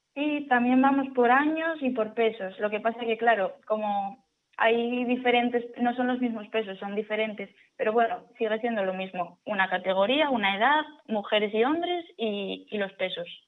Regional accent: Asturias, Spain; yo que soy asturiana

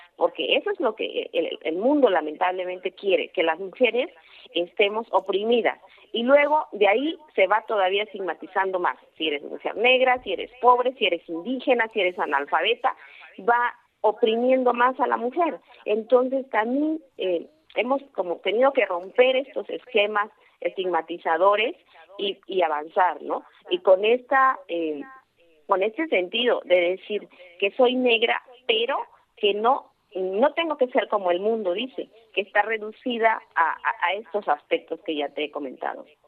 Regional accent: Oaxaca, Mexico; soy oaxaqueña, de que soy mexicana

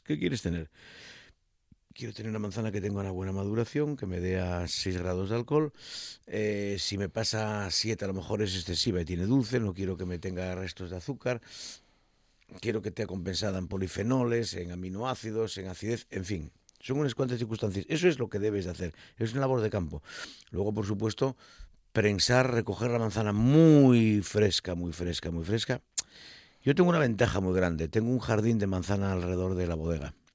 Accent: Asturias, Spain; como asturiano no quiero caer en la tentación de ser muy grandón, que es que solemos ser los asturianos muy grandones

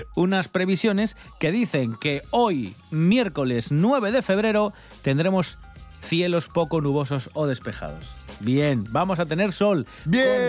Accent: Asturias, Spain

